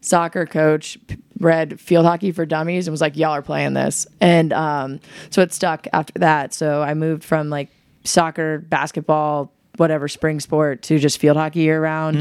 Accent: Richmond, Virginia, United States; moved away; also born or lived in Tennessee; I'm from Richmond, Virginia

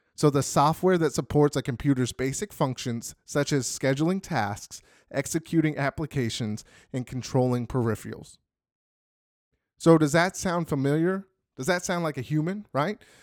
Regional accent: Phoenix, Arizona, United States; moved away as an adult; now in Texas, United States; I grew up in Phoenix, Arizona

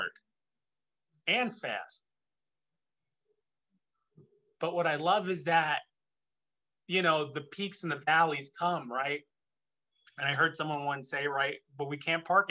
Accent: Chicago, Illinois, United States; moved away; I'm originally from Chicago in the Midwest

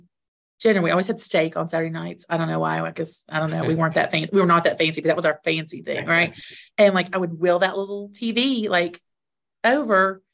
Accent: Bristol, United States; also born or lived in Knoxville, Tennessee; I grew up in Bristol

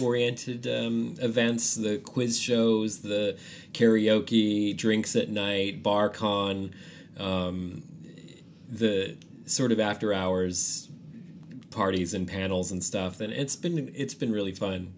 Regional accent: San Francisco, California, United States; now in Austin, United States; I grew up in San Francisco

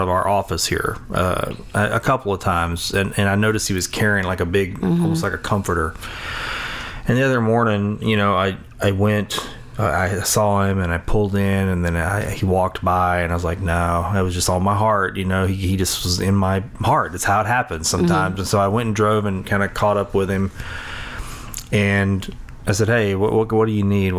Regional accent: Sulphur, Louisiana, United States; I grew up in Sulphur

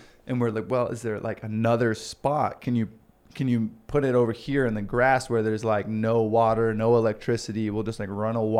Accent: Houston, Texas, United States; now in Boise, United States; Because I came from Houston. It's a big city.

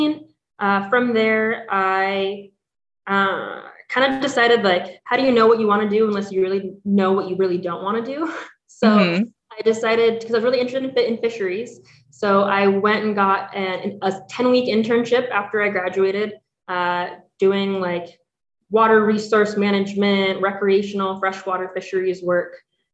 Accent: Cordova, Alaska, United States; So I grew up off the road system. So you can only get to where I lived by boat or by plane.

